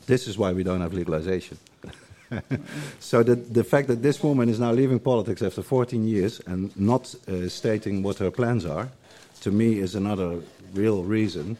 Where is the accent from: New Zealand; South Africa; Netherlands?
Netherlands; Eindhoven, North Brabant; now in Amsterdam, Netherlands; I'm from the south, I'm from Eindhoven.